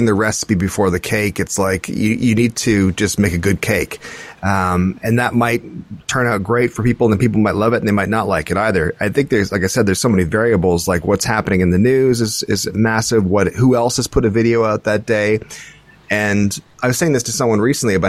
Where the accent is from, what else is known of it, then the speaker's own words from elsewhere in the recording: Scotland, United Kingdom; we're Scottish